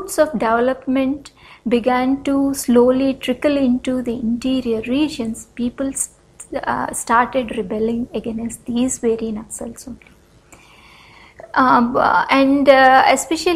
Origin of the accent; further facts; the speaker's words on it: north coastal Andhra Pradesh, India; I come from Andhra Pradesh, or the north coastal region of Andhra Pradesh